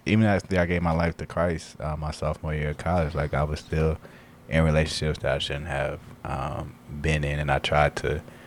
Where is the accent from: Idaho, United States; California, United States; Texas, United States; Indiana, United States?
Indiana, United States; Elkhart; moved away as an adult; now in Blue Island, United States; I'm originally from Elkhart, um, Indiana.